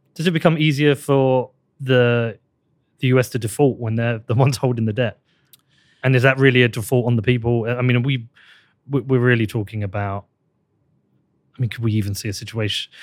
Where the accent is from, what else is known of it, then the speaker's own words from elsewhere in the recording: United Kingdom; I'm British